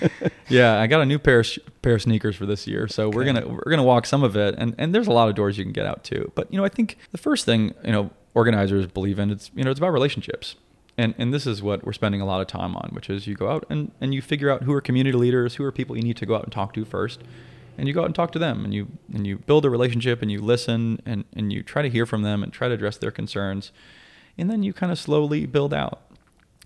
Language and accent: English; Asheville, North Carolina, United States; But, you know, I grew up out in Asheville. I grew up actually outside Asheville in the country.